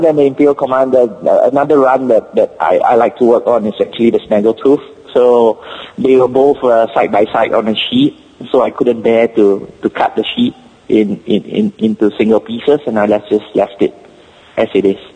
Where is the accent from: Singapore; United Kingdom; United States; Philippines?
Singapore; accent: Singapore; first language English; my Singapore accent